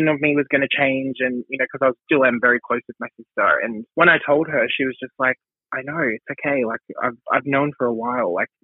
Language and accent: English; Bankstown, New South Wales, Australia; when I was growing up in Bankstown